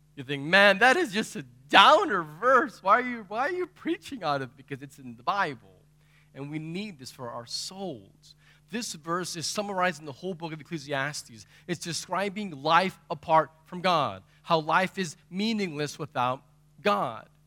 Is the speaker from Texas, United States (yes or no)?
yes; Texas, United States; I'm from Texas